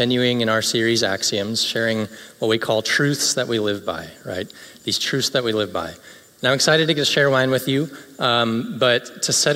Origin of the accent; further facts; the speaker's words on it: Greenville, South Carolina, United States; now in Orlando, United States; In my hometown of Greenville, South Carolina